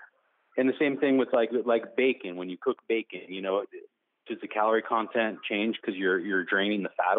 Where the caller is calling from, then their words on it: Fresno, California, United States; Hi, I'm … from Fresno, California.